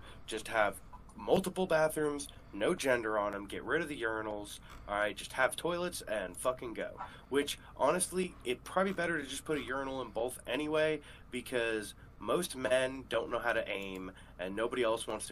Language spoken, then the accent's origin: English; United States